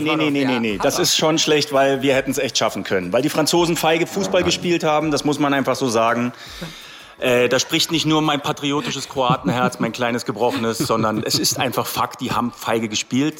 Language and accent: German; Berlin, Germany; also born or lived in Croatia; ich bin hier aufgewachsen in Berlin